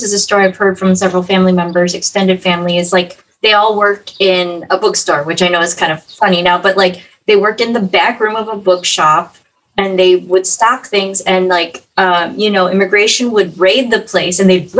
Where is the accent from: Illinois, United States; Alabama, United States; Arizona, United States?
Illinois, United States; West suburbs of Chicago; I grew up in the West suburbs. My parents moved us there because it was close to the city. And my mom worked at Cook County Hospital at the time